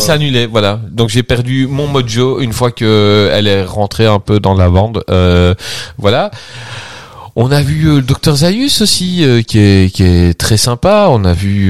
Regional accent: Belgium; je suis belge

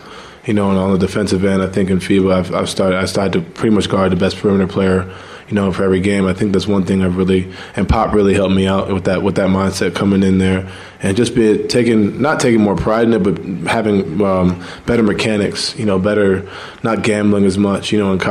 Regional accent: New York, United States; I'm from New York where everything's like, you know, quicker.

